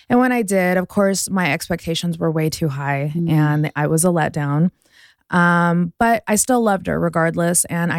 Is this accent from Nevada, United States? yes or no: yes; Las Vegas, Nevada, United States; also born or lived in Houston; Vegas. I'm a Vegas girl. Born in Houston, grew up in Vegas.